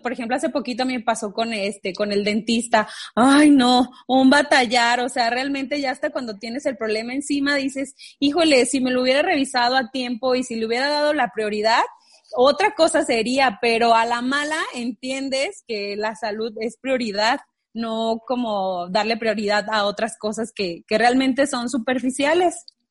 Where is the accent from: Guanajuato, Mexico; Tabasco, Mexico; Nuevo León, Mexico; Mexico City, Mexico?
Guanajuato, Mexico; moved away as an adult; now in Chihuahua, Mexico; somos de Guanajuato